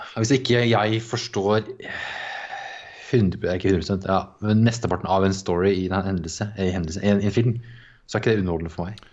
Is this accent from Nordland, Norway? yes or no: no; Ørje, Østfold, Norway; moved away; vi var hjemme i Ørje